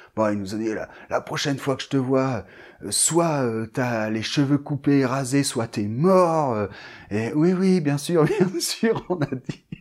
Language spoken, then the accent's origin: French; Bordeaux, Nouvelle-Aquitaine, France; je vivais bien sûr en France et je vivais à Bordeaux puisque moi, je suis de Bordeaux